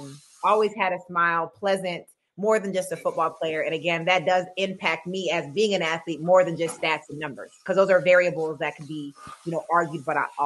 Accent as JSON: {"language": "English", "town": "Ann Arbor", "region": "Michigan", "country": "United States", "tie": "born or raised there", "said": "I grew up in Ann Arbor"}